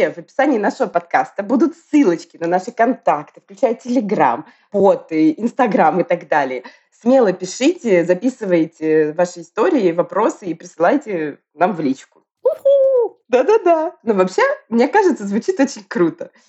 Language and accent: Russian; Moscow, Russia; now in Tbilisi, Georgia; При этом я родом из Москвы, ты из Петербурга, и вот мы поддерживали связь все это время и волю суп случайно оказались в Тбилиси в этом году.